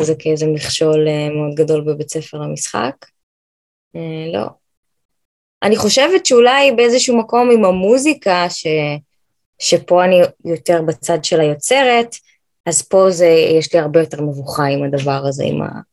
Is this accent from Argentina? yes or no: no; United States; now in Israel; גדלתי בארצות הברית, אה, למדתי בקיבוץ, בתור ילדת חוץ